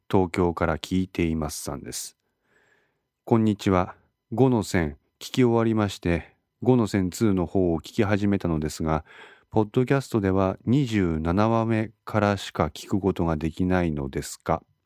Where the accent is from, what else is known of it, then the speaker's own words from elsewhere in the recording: Ishikawa, Japan; 私は石川県に在住しております。生まれも育ちも石川県でございます。